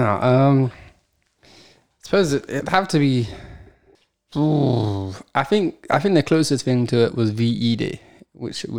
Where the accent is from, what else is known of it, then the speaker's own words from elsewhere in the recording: United Kingdom; being British